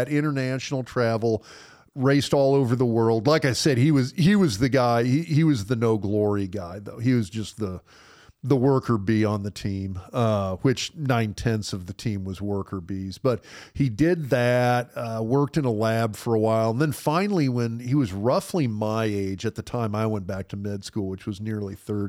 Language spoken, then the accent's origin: English; Lincoln, Nebraska, United States; I grew up in Lincoln